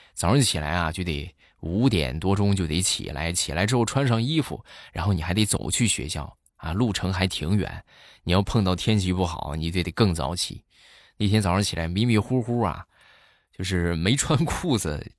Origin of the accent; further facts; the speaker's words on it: Shandong, China; accent: Shandong dialect; 我们山东话啊，就，就是傻就叫彪